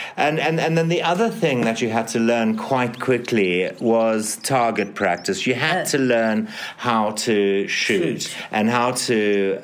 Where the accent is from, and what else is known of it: Zimbabwe; born or raised there